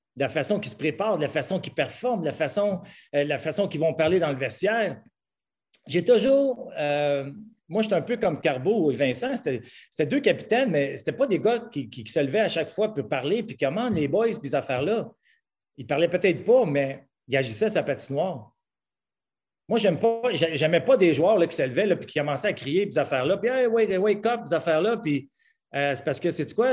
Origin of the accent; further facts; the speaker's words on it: Quebec, Canada; on est des Québécois, puis on est fiers